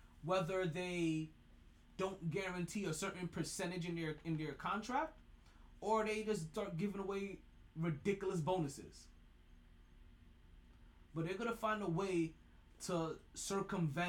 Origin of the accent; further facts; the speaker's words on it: Brooklyn, New York, United States; I'm from Brooklyn